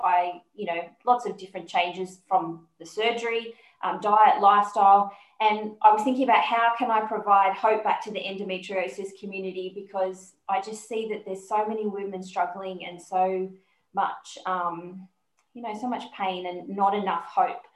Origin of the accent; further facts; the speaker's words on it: Sydney, New South Wales, Australia; I'm from Sydney